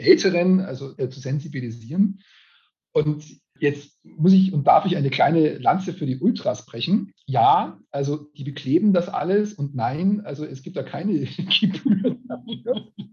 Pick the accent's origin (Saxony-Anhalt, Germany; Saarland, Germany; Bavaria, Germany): Bavaria, Germany; Regensburg; ich bin Regensburger